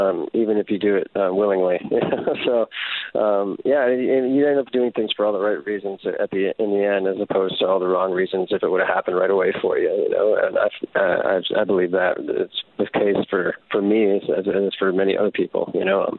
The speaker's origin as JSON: {"language": "English", "town": "Detroit", "region": "Michigan", "country": "United States", "tie": "born or raised there", "moved": "yes", "said": "I get to play my hometown, and the venue we're playing in Detroit is literally like maybe 2 miles from my mom's house"}